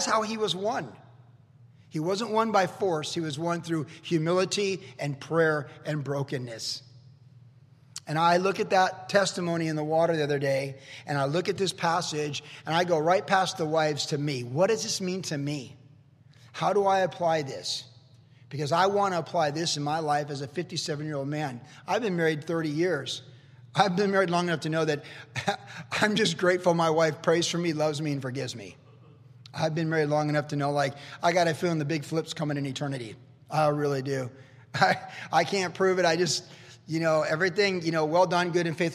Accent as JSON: {"language": "English", "region": "the South", "country": "United States", "tie": "born or raised there", "said": "I grew up in the South"}